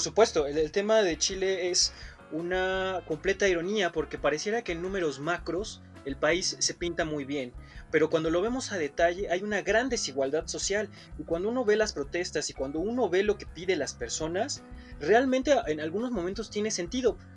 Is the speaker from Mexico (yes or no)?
yes; Mexico